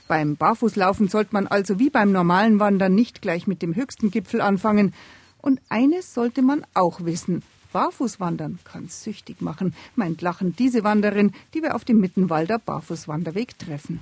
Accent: Upper Bavaria, Germany; mir Oberbayern

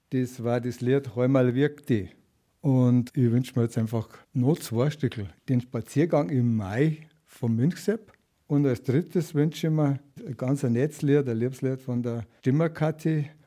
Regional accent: Bavaria, Germany; ich komme aus dem Landkreis Erding

